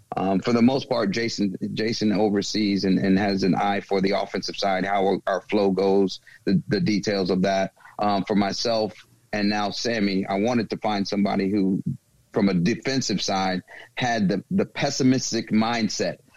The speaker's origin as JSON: {"language": "English", "region": "the South", "country": "United States", "moved": "yes", "said": "I'm from the South"}